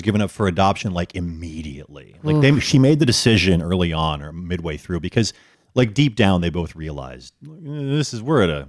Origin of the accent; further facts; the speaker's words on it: Grand Forks, North Dakota, United States; born there; I was born in Grand Forks, North Dakota.